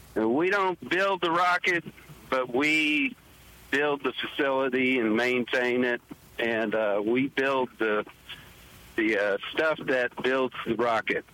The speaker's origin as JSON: {"language": "English", "town": "Mobile", "region": "Alabama", "country": "United States", "said": "from Mobile, Alabama"}